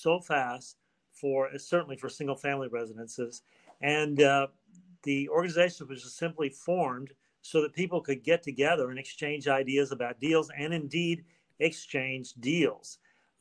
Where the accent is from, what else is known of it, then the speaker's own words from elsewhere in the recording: Oklahoma City, Oklahoma, United States; moved away as an adult; now in Miami, United States; I'm originally from Oklahoma.